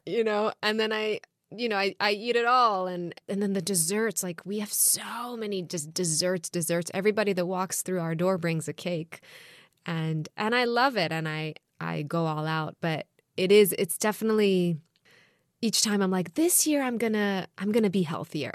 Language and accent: English; Jerusalem, Jerusalem District, Israel; now in United States; growing up in Jerusalem and Israel